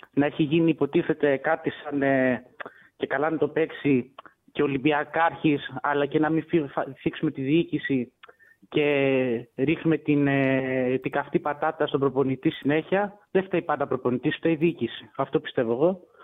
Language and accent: Greek; Tripoli, Peloponnese, Greece; είμαι από Τρίπολη